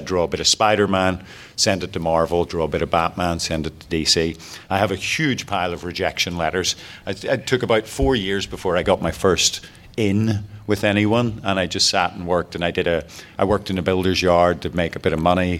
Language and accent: English; Belfast, Northern Ireland, United Kingdom; I grew up in Belfast in Northern Ireland during the 70s, during the troubles that were going on.